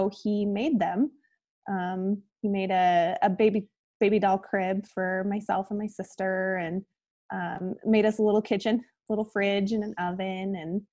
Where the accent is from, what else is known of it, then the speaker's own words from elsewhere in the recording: Kuna, Idaho, United States; also born or lived in Montana / Boise, Idaho; I grew up here in Idaho. I live in Boise now in the southwest corner. And grew up about 25 minutes south of here in Cuna